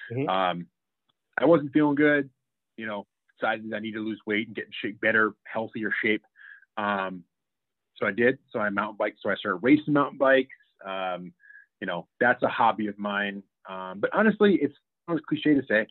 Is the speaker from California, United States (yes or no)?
no; Pennsylvania, United States; moved away as an adult; also born or lived in Philadelphia, Pennsylvania / Dallas, Texas; now in Arizona, United States; Coming from Coal Town, Snowyville, Pennsylvania, my whole life.